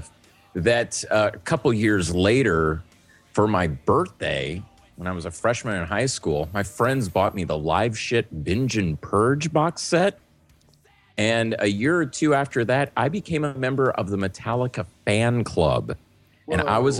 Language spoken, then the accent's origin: English; New Orleans, Louisiana, United States; when I was growing up in New Orleans